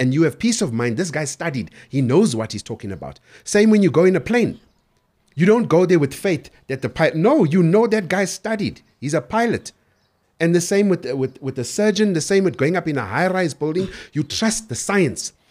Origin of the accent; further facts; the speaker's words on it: Durban, KwaZulu-Natal, South Africa; I was born and raised in Durban